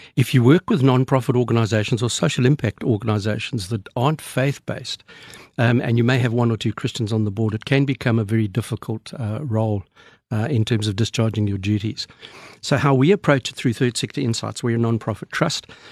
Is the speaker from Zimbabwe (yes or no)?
yes; Zimbabwe; also born or lived in Australia; now in South Africa; I was um, born in then Rhodesia, now Zimbabwe, from Scottish parents, uh, live in South Africa, but travel on an Australian passport